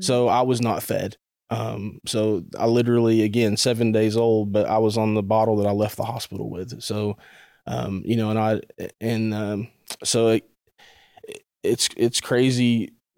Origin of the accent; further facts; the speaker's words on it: Chattanooga, Tennessee, United States; I grew up in the Tennessee, Chattanooga area